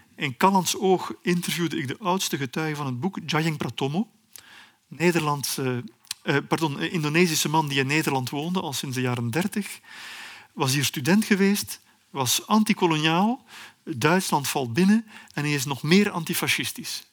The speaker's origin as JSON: {"language": "Dutch", "country": "Belgium", "said": "als een Belg die redelijk veel over Congo weet"}